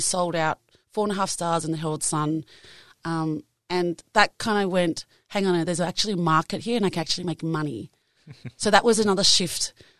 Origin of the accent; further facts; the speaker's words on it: Australia; I am Asian Australian.